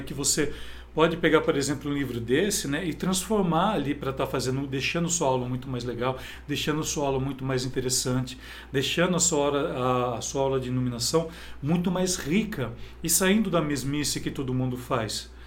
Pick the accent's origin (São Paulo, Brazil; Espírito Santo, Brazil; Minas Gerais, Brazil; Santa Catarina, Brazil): São Paulo, Brazil; Campinas; eu sou de cidade de Campinas